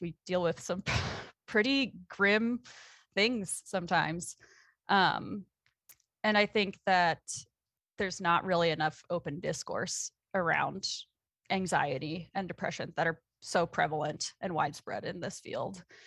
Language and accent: English; South Metro of the Twin Cities, Minnesota, United States; moved away as an adult; also born or lived in Oregon; now in Montana, United States; I grew up in the South Metro of the Twin Cities